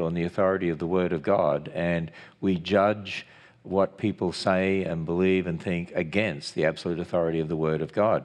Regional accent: Australia; I'm an Australian.

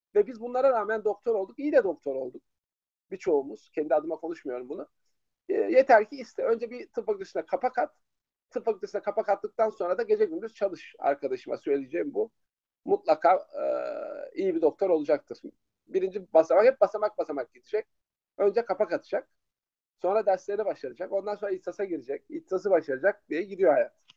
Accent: İzmir, Turkey; Doğma büyüme İzmirliyim.

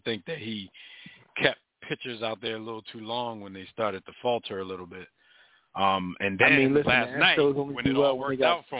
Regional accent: Philadelphia, Pennsylvania, United States; we're from Philly. We're used to that kind of stuff.

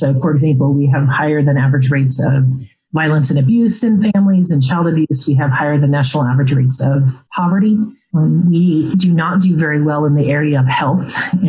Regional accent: Tulsa, Oklahoma, United States; moved away as an adult; I'm actually from Tulsa originally, but I had lived in Tulsa for about 20 years.

